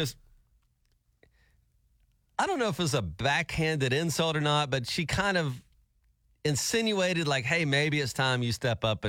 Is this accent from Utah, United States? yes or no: no; Alabama, United States; moved away; I was from Alabama.